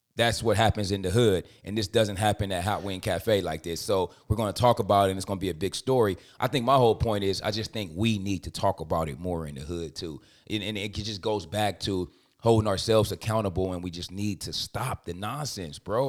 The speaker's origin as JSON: {"language": "English", "town": "Compton", "region": "California", "country": "United States", "said": "I'm from Compton"}